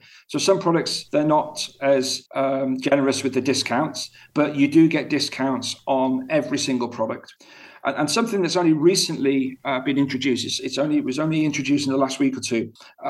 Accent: United Kingdom; now in Abu Dhabi, United Arab Emirates; in my home country of the UK, and here where I am at the moment in Abu Dhabi.

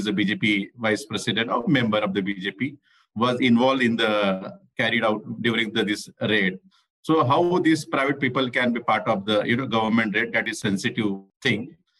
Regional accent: Jalgaon, Maharashtra, India; also born or lived in Pune; now in Mumbai, India; Actually, I'm from Jalgaon. I studied in Pune.

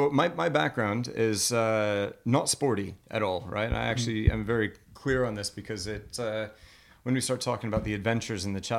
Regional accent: Colorado, United States; Well, I'm from Colorado originally, but I've never skied in my life.

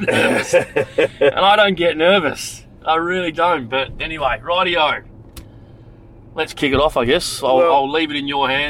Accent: Frankston, Victoria, Australia; It looks like I was born in Frankston, Victoria in 1971. And my brother was born in 73. So we grew up in Frankston.

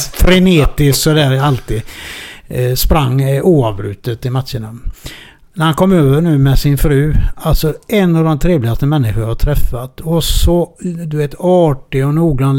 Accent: Gothenburg, Västra Götaland, Sweden; moved away; also born or lived in Malmö; … och jag är urgöteborgare

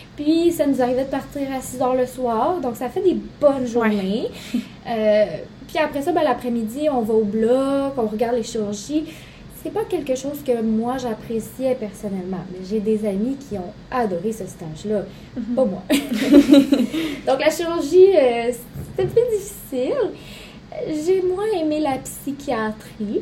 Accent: Saguenay, Quebec, Canada; now in Quebec City, Canada; ma famille n'est plus au Saguenay

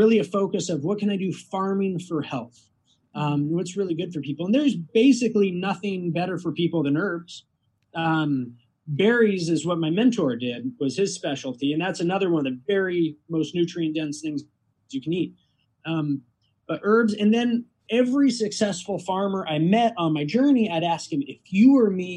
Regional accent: Costa Rica; now in Wisconsin, United States; I grew up in Costa Rica

